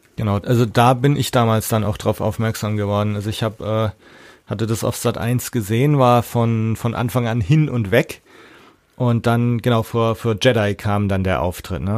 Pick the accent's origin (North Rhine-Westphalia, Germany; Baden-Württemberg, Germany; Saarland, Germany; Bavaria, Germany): Bavaria, Germany; Erlangen; bei uns in Erlangen auch, aber da, das war für mich so eine abgeschlossene Welt. Also unsere Schule war da gleich in der Nähe